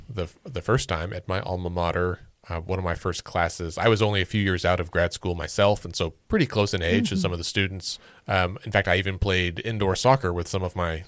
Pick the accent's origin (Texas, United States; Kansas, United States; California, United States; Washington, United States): Texas, United States; Well, we're friends already. Oh. I'm also from Texas.